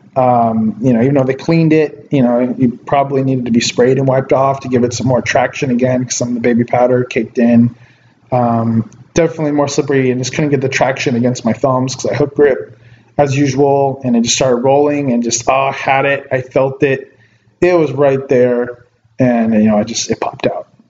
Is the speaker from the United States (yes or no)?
yes; Ventura, California, United States; here in my hometown of Ventura